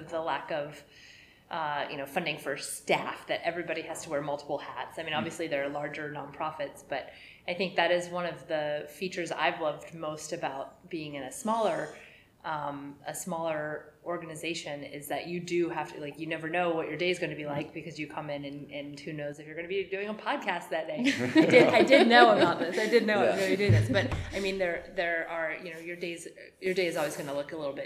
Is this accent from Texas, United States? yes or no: yes; Texas, United States; now in Rhode Island, United States; growing up in Texas